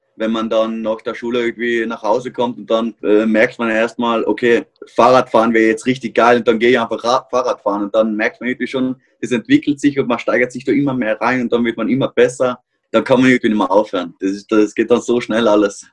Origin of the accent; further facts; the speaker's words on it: Austria; bei uns in Österreich